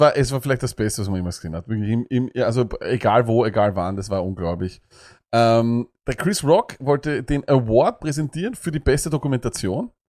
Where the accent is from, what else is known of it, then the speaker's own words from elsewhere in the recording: Austria; bei uns in Österreich